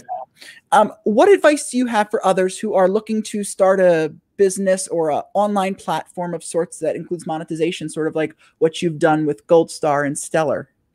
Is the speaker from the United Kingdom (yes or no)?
no; New Jersey, United States; I'm from New Jersey.